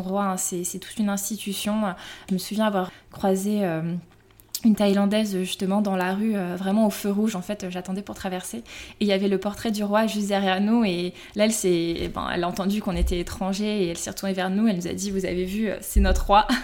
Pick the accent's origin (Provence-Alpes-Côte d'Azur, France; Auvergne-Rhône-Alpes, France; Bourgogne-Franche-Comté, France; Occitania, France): Auvergne-Rhône-Alpes, France; Lyon; j'ai 32 ans, je suis lyonnaise